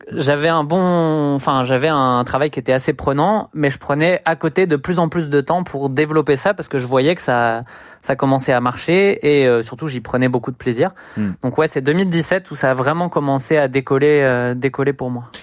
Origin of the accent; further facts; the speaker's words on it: Le Havre, Normandy, France; moved away as an adult; Je viens du Havre, en Normandie